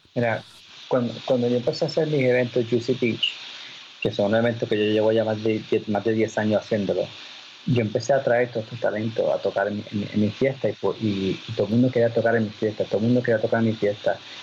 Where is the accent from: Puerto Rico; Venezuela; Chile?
Puerto Rico; moved away